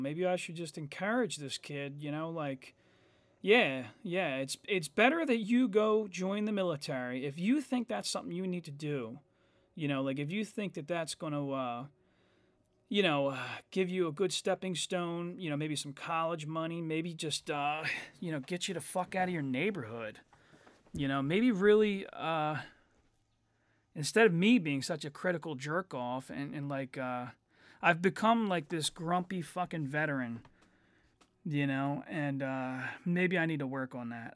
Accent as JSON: {"language": "English", "country": "United States", "said": "I'm an American."}